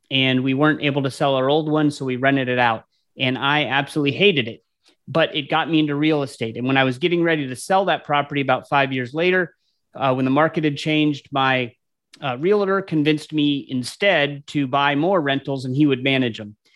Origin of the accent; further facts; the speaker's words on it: Anchorage, Alaska, United States; now in Columbus, United States; I grew up in Anchorage, Alaska, but I ended up uh, coming to Columbus, Ohio, where I, where I live now.